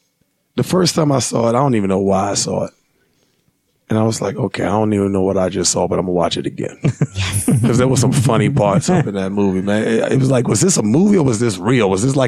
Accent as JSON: {"language": "English", "region": "Virginia", "country": "United States", "tie": "born or raised there", "also_born_or_lived": "Washington, District of Columbia, United States", "moved": "as an adult", "lives_now": "Utah, United States", "said": "I grew up in Virginia, DC"}